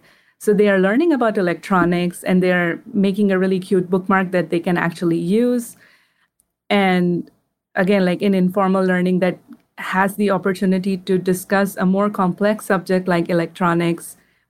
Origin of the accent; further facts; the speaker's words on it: India; Like, for example, I'm from India. We celebrate Diwali.